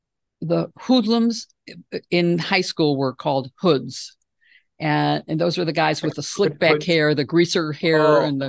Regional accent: Midwest, United States; both of us say pop. Not soda, because we're both from the Midwest.

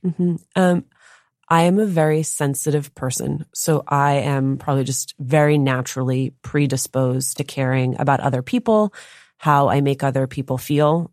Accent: Union City, New Jersey, United States; I grew up in Union City, New Jersey

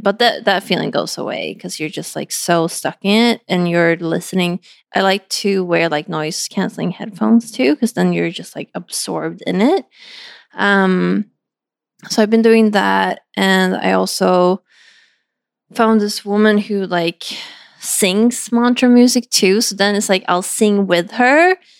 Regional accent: Sweden; moved away; my hometown

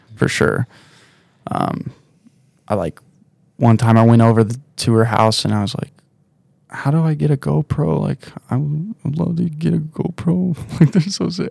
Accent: South Lake Tahoe, California, United States; also born or lived in Oakland, California / Incline Village, Nevada; I was born just outside of Oakland in, uh, in a birthing home, and then we moved out of there to Incline when I was one. So I was just, like, straight to Tahoe, and then we moved out of Incline to South Lake Tahoe when I was two or something

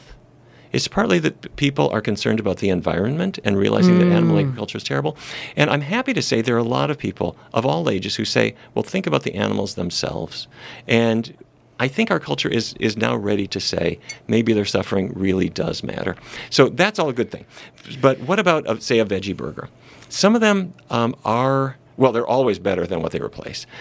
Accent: North Dakota, United States; I grew up in North Dakota

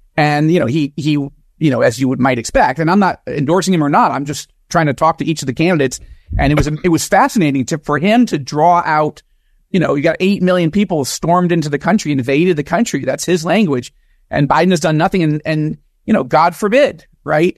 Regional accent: United States; moved away as an adult; now in Israel; evangelical Jewish American, born and raised in America

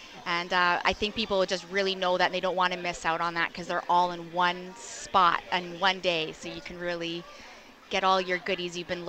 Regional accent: Kitchener, Ontario, Canada; Kitchener, Waterloo.

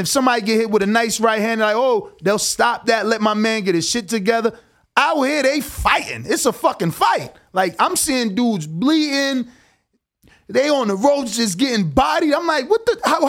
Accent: East Coast, United States; No, I hear you. I'm from the East Coast too.

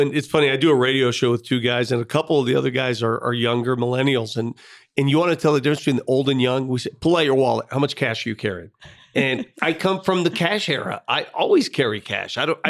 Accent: Denver, Colorado, United States; as a Denver native, I can't believe it.

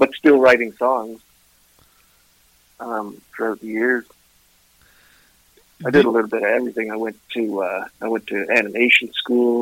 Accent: Ottawa, Ontario, Canada; also born or lived in Vancouver / Kingston, Ontario; I was born and raised in Ottawa

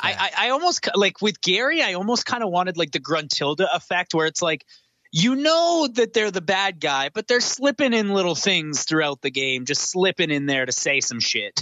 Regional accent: near Vancouver, British Columbia, Canada; Vancouver, which is just you know a hop and a skip away from my hometown

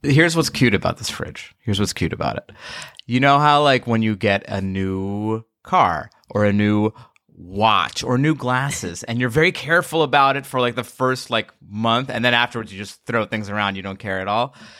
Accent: Long Island, New York, United States; I grew up in Long Island

